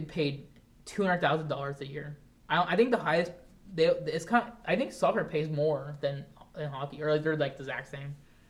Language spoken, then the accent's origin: English; Florida, United States; Maybe because I'm from Florida.